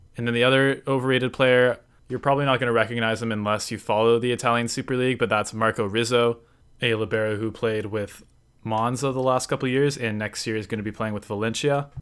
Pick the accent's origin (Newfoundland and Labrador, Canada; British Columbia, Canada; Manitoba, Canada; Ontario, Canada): Ontario, Canada; Toronto; I'm from Toronto, Canada.